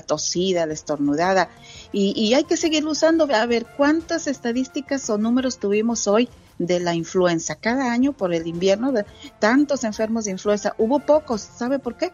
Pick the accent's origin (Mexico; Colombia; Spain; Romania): Mexico; Santa Catarina; moved away; en mi pueblito, allá en Santa Catarina